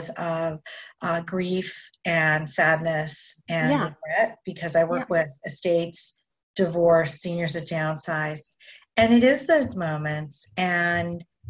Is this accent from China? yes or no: no; Canada; I'm Canadian. We grew up drinking tea